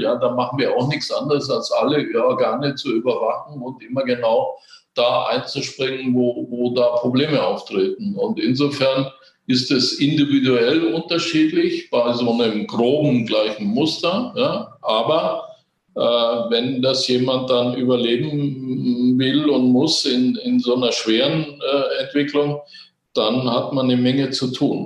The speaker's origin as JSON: {"language": "German", "country": "Germany", "said": "bei uns in Deutschland"}